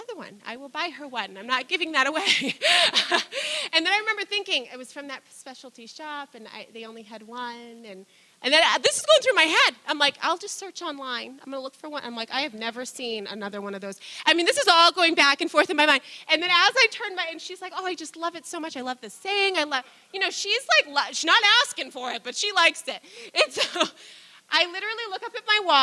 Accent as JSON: {"language": "English", "country": "United States", "tie": "born or raised there", "said": "most of us growing up in the American system"}